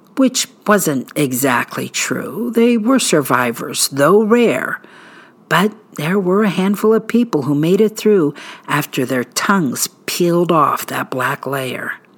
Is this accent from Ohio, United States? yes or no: yes; Barberton, Ohio, United States; my hometown of Barberton